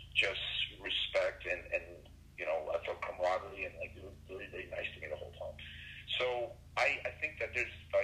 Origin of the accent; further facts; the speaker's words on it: Brazil; now in United States; I grew up in Brazil